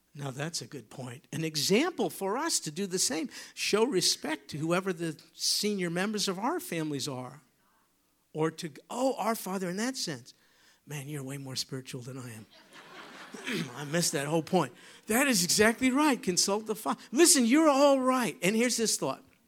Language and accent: English; New York, United States; moved away; I come from New York.